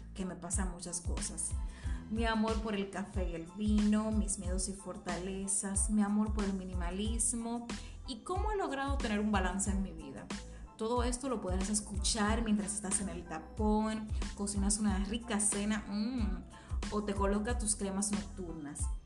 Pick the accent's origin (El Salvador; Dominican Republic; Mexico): Dominican Republic; Soy dominicana, mercadóloga carismática